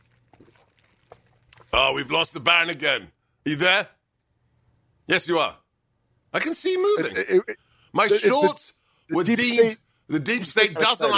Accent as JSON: {"language": "English", "region": "England", "country": "United Kingdom", "tie": "born or raised there", "also_born_or_lived": "Hungary", "moved": "as an adult", "lives_now": "United States", "said": "I was born in England, okay, to Hungarian parents. After the fall of the Berlin Wall, I went to live in the newly liberated land of my forefathers, 15 years in post-communist Hungary"}